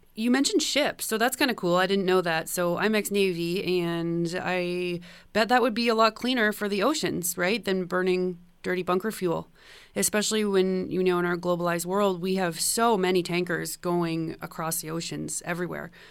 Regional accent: Canada; as a Canadian

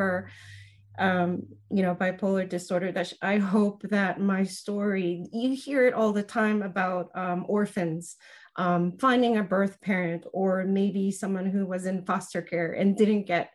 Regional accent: Tokyo, Japan; moved away as an adult; also born or lived in New Jersey, United States; now in Seattle, United States; all my adolescence, I grew up in Tokyo

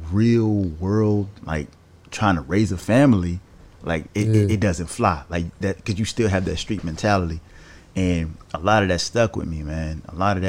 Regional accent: the South, United States; growing up in the South

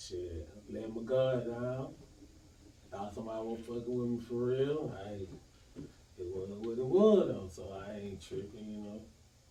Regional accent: Decatur, Georgia, United States; also born or lived in Atlanta, Georgia; Hey, I'm from Atlanta, Georgia, but I'm from Decatur, Georgia. You did. So I was born at Grady, you know what I'm saying? Raised in Decatur

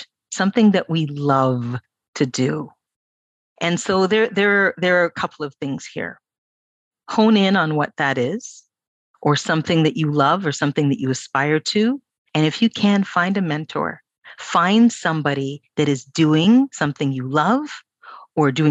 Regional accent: Toronto, Ontario, Canada; born and raised in Toronto

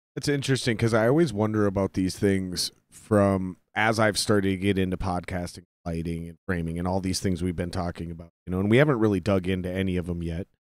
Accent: Minnesota, United States; I was born in Minnesota.

